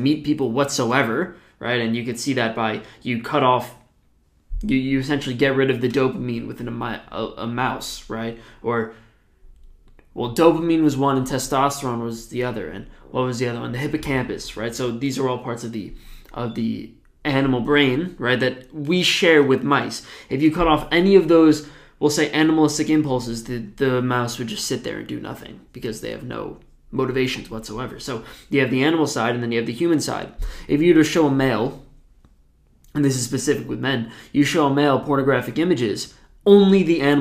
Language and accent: English; New Jersey, United States; I'm from New Jersey